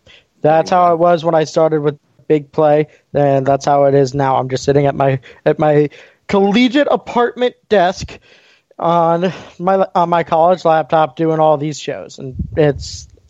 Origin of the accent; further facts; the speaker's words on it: Bainbridge, Ohio, United States; I'm from Bainbridge